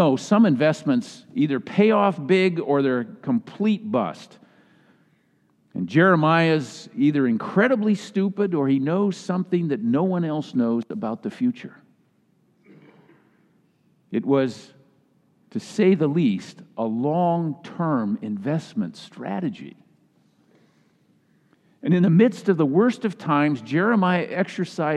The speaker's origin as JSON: {"language": "English", "region": "Minnesota", "country": "United States", "tie": "born or raised there", "moved": "yes", "said": "My home state of Minnesota"}